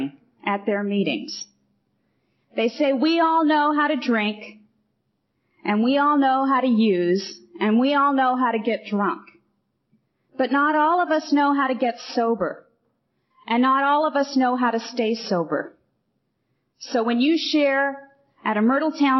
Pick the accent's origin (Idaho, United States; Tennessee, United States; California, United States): California, United States; Riverside; moved away as an adult; also born or lived in Orange County / Eureka; now in Santa Monica, United States; I do live in Santa Monica, but I'm from Riverside. I grew up in Riverside.